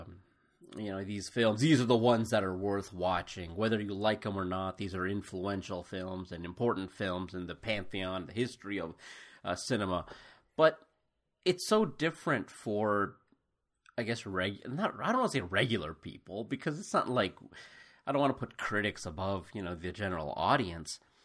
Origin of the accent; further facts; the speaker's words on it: United States; also born or lived in India; as an Indian growing up in America who was pretty much Americanized